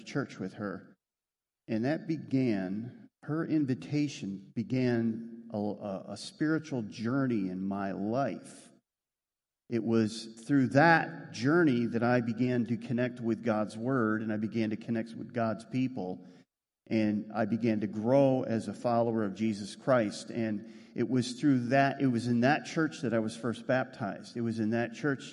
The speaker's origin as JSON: {"language": "English", "region": "Western New York", "country": "United States", "tie": "born or raised there", "also_born_or_lived": "Rochester, New York", "said": "I grew up in Western New York"}